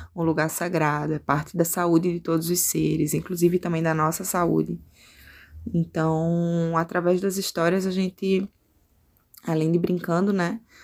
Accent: Recife, Pernambuco, Brazil; moved away as an adult; now in Rio Grande do Sul, Brazil; Eu sou de Recife

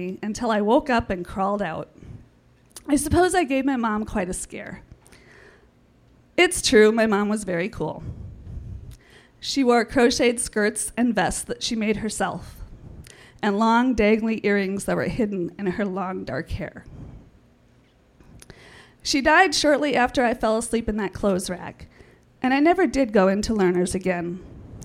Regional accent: St. Paul, Minnesota, United States; When I was a kid growing up in the Midway area of St. Paul

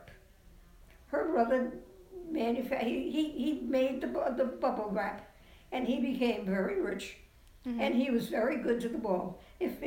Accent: Fall River, Massachusetts, United States; moved away as an adult; also born or lived in California; I grew up in Fall River, Massachusetts

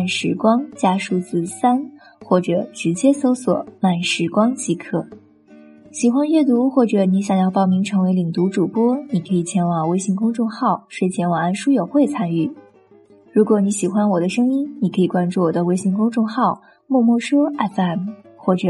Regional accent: China; 其实不仅仅是暴发户缺审美，我们中国人基本都要补这一课，因为我们对美育是忽视的，

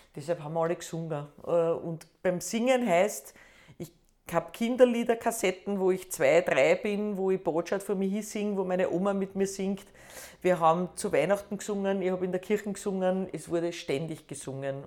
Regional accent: Schwechat, Lower Austria, Austria; first language Austrian German dialect; also born or lived in Hainburg an der Donau / Bad Deutsch-Altenburg / Baden; Ich bin äh, in Heimburg geboren

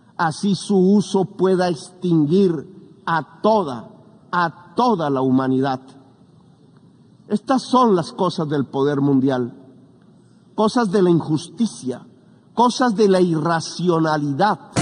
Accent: Colombia

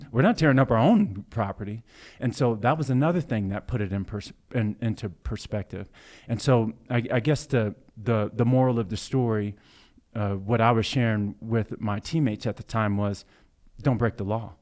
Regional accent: Blue Springs, Missouri, United States; also born or lived in Kansas City, Missouri; growing up in Blue Springs Hi, in Blue Springs, Missouri, um, predominantly white, neighborhood suburb of Kansas City, Missouri

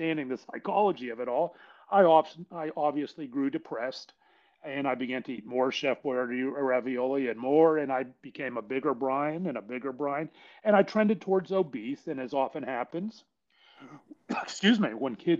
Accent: Pittsburgh, Pennsylvania, United States; I was born and raised in Pittsburgh, PA

